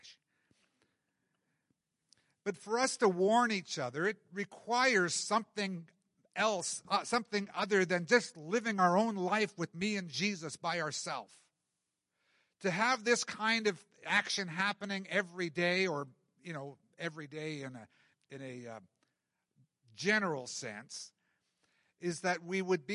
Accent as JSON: {"language": "English", "country": "Canada", "said": "We like being comfortable as Canadian Christians"}